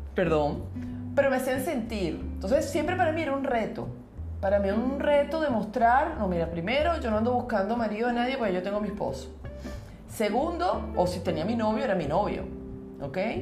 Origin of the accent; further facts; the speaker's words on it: Venezuela; nosotros en Venezuela decimos negrito al que es un poquito más moreno